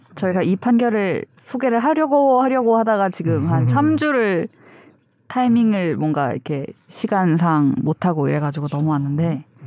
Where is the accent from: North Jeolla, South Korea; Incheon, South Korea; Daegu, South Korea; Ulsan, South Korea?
Ulsan, South Korea; moved away; 저의 고향 울산